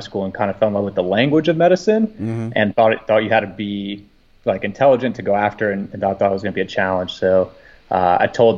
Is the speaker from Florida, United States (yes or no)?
yes; Fort Lauderdale, Florida, United States; also born or lived in Orlando, Florida; I grew up in Fort Lauderdale, Florida, and then moved around a lot and then ended up in the Orlando area